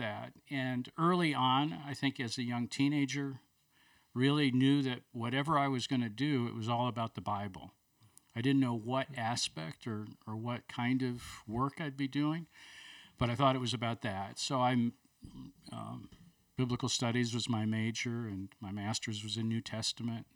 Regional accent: Buffalo, New York, United States; also born or lived in Chicago area / Toronto / Bloomington, Indiana / Denver area; now in Birmingham, United States; I grew up in Buffalo, New York

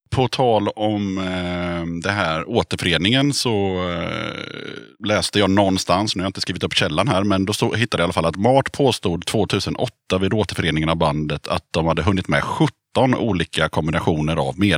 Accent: Stockholm, Stockholm County, Sweden; moved away as an adult; also born or lived in Gothenburg / Avesta; now in Sala, Sweden; I Stockholm är det från början.

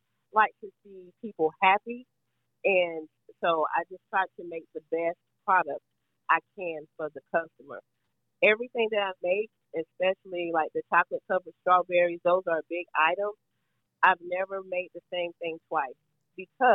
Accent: Georgia, United States; I'm from Georgia.

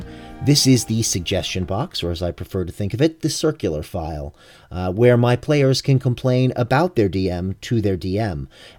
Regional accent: Miami, Florida, United States; I'm from Miami

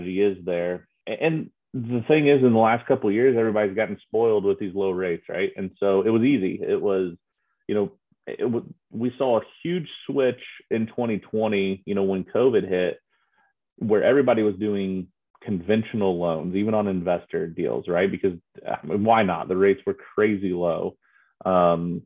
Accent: Noblesville, Indiana, United States; also born or lived in Auburn, Alabama; I grew up here in Noblesville. I'm a Noblesville guy.

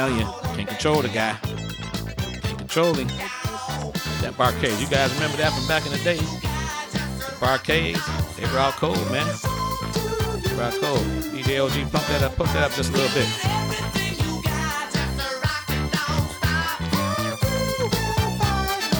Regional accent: Detroit, Michigan, United States; the Pistons, my hometown team

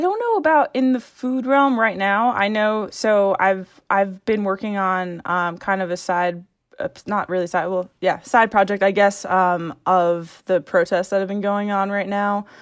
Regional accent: Long Island, New York, United States; moved away as an adult; also born or lived in Syracuse / Madrid / London / Staten Island; now in Boston, United States; I'm from Long Island, uh, and then I was in Syracuse

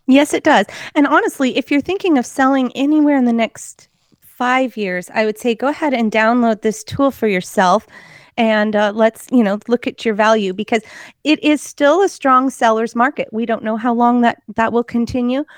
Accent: Portland, Oregon, United States; now in Salem, United States; I grew up in Portland where we had bridge problems

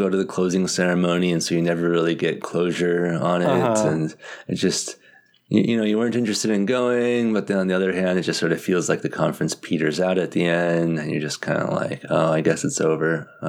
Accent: United States; being an American like me

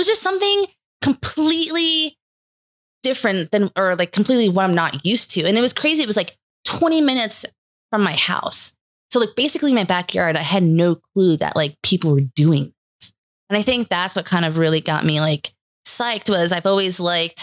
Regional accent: Hudson Valley, New York, United States; moved away as an adult; also born or lived in New Hampshire; I'm originally from the Hudson Valley area in New York.

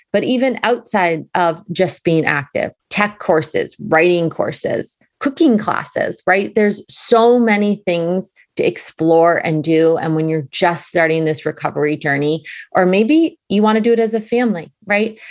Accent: Boston, Massachusetts, United States; now in Connecticut, United States; That's my hometown. Love Boston

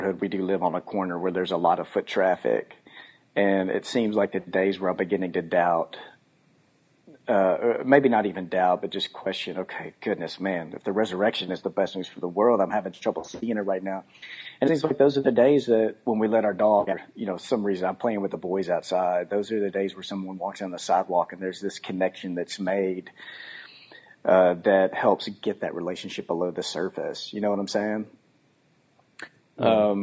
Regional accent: Texas, United States; now in Memphis, United States; we're both from Texas, but we don't have Texas stuff on our house

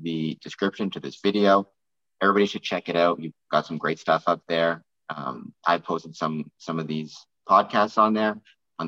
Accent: Canada; I am from Canada

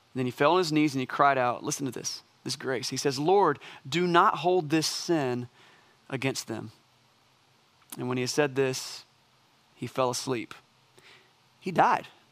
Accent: United States; As American Christians

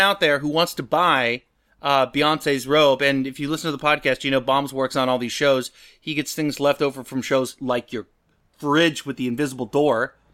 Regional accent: the Northwest, Pacific Northwest, United States; moved away; Being from the Northwest

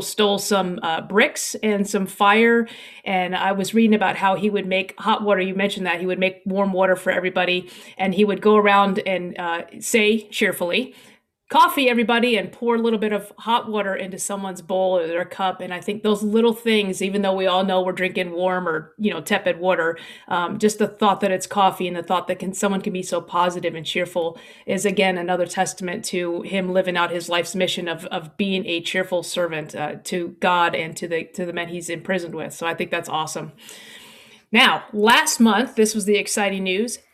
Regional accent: United States; as an American

